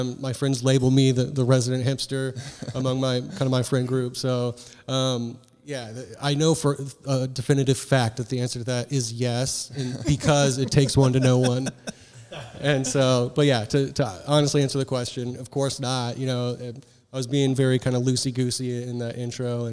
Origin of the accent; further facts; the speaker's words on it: Indianapolis, Indiana, United States; Born and raised here in Indianapolis, true Naptown lifer